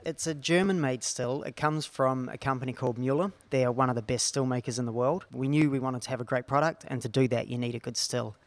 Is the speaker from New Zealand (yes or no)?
yes; New Zealand; now in Australia; I'm from a small town in New Zealand